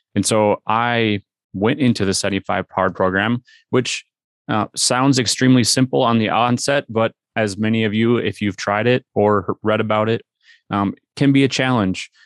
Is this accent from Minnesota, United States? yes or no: yes; Minnesota, United States; we are from Minnesota.